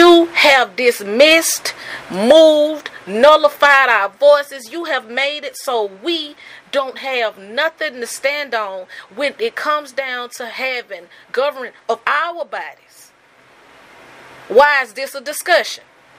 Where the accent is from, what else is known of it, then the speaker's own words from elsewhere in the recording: Birmingham, Alabama, United States; growing up in Birmingham